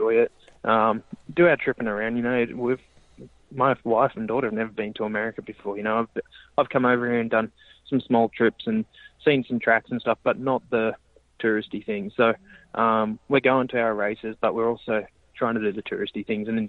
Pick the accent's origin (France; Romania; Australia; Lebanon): Australia; moved away; We're sitting around a barbecue trying to get in the aircon or sit in the pool at Christmas time in Australia